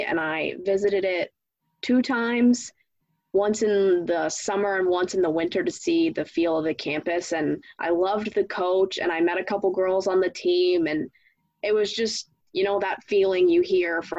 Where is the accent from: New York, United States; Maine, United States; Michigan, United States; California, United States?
Maine, United States; Old Orchard Beach; I'm from Old Orchard Beach